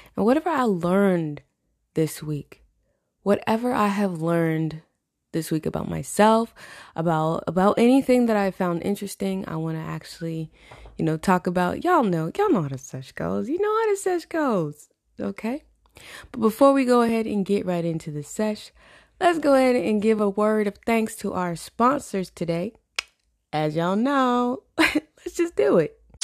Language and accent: English; Florida, United States; Growing up in Florida